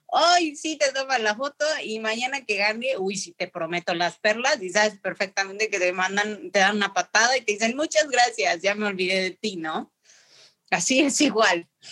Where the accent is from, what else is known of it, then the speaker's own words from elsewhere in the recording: Mexico City, Mexico; moved away; also born or lived in León; y nací en Ciudad de México, mi amada Ciudad de México